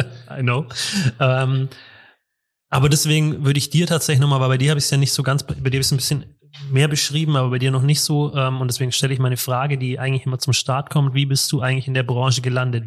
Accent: Munich, Bavaria, Germany; ich komme aus München

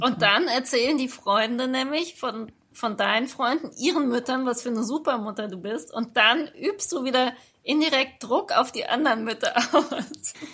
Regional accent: Germany; accent: Hochdeutsch (German, 'Piefke'); moved away as an adult; now in Austria

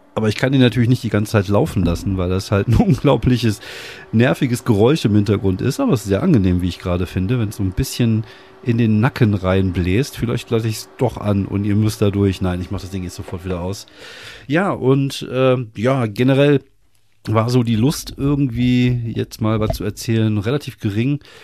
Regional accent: Wuppertal, North Rhine-Westphalia, Germany; ich komme aus Wuppertal

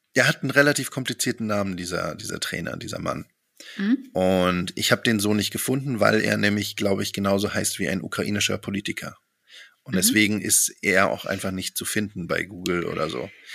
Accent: Germany; als Deutsche

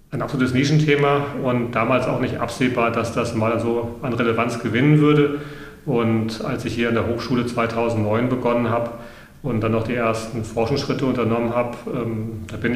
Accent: Hesse, Germany; Ich bin, da muss ich mich outen, Landei. Ich bin auf dem Land groß geworden in Mittelhessen und äh, wir haben direkt an der Natur gelebt und damit auch mit der Natur.

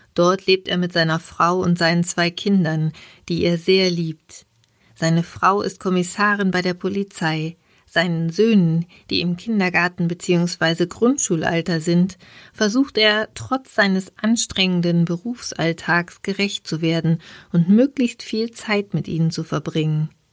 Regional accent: Regensburg, Bavaria, Germany; in meiner Heimatstadt

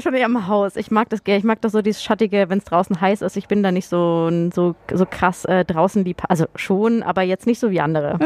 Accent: Freiburg, Baden-Württemberg, Germany; moved away; also born or lived in Munich / Fulda / Darmstadt; ich komme ja ursprünglich aus Freiburg

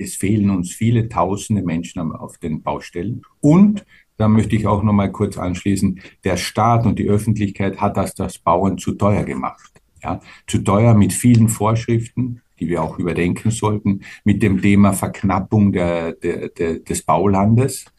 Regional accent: Austria; wir auch als Österreicher

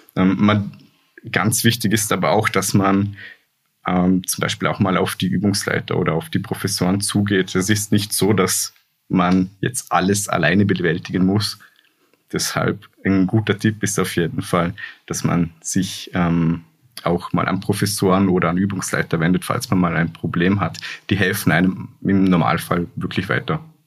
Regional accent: Hohenems, Vorarlberg, Austria; moved away as an adult; now in Linz, Austria; ich komme ja aus Hohenems, aus Vorarlberg

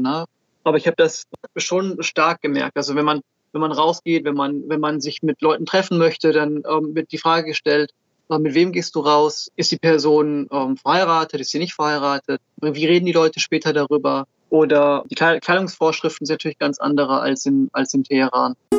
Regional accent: Switzerland; now in Germany; Ich bin in der Schweiz geboren

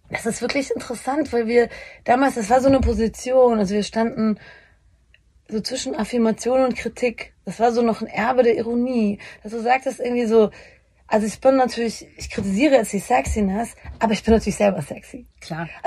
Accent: Bavaria, Germany; Aber auch äh, Homosexualität war damals noch, ich komme aus Bayern, das müssen wir schon noch so ein bisschen, das ist voll okay

